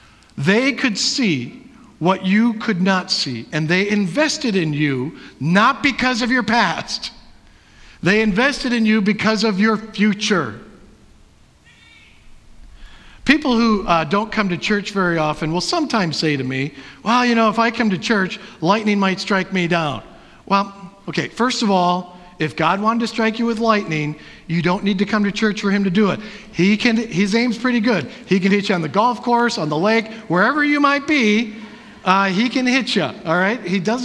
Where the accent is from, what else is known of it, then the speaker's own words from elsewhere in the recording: Wisconsin, United States; I am a Packer fan because in the past, I was born and raised in Wisconsin.